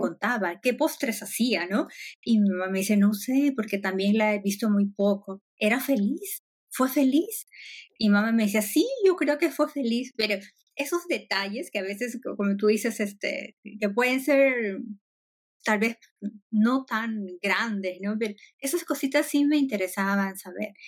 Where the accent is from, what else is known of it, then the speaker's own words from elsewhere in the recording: Peru; moved away; yo soy de Perú